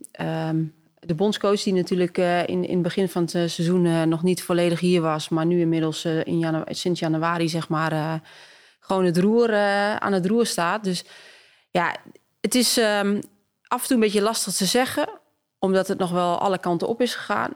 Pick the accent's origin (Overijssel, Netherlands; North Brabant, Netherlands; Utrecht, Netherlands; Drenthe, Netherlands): Overijssel, Netherlands; Twente; ik kom ook maar uit Twente